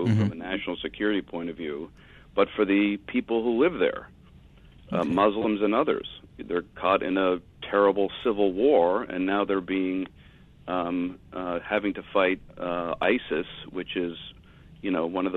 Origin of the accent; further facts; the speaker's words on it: United States; as an American, as a Westerner